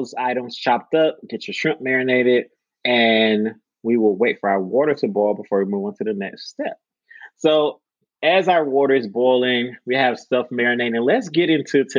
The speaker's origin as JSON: {"language": "English", "country": "United States", "said": "As an American"}